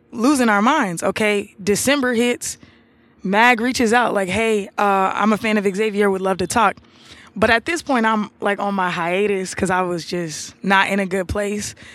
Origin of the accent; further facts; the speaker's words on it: Atlanta, Georgia, United States; I'm from Atlanta. I live in Atlanta.